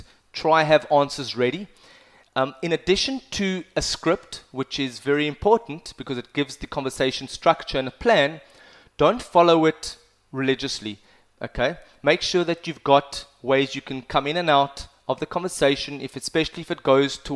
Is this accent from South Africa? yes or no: yes; South Africa; moved away; also born or lived in Cape Town; I've done a lot of sports when I grew up in South Africa.